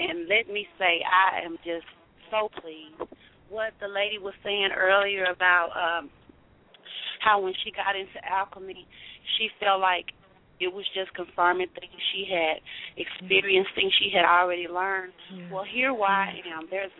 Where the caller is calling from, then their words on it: Conroe, Texas, United States; I'm calling from Conroe, Texas.